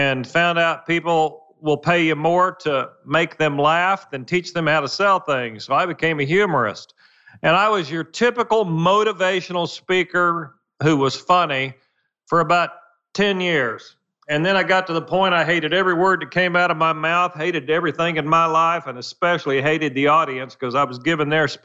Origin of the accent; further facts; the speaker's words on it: Muskogee, Oklahoma, United States; I grew up dirt poor in Muskogee, Oklahoma